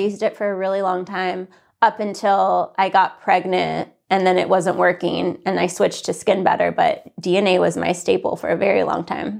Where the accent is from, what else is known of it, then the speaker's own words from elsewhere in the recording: Santa Fe, New Mexico, United States; also born or lived in California; I grew up most of my life in, in Santa Fe